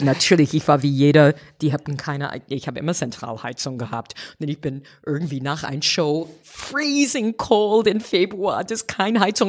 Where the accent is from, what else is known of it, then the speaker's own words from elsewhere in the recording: United States; German is a second language; moved away as an adult; now in Germany; ich habe gedacht, als Amerikanerin